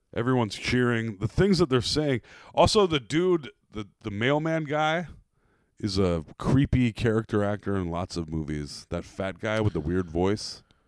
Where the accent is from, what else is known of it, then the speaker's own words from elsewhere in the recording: Iowa, United States; accent: Iowa; I have an Iowa accent